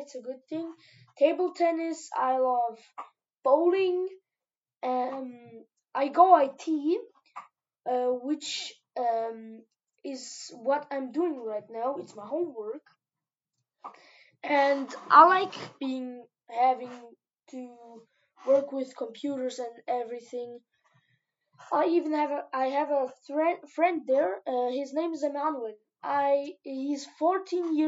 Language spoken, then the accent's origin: English; Vienna, Austria; I'm 12 years old and I was born in Vienna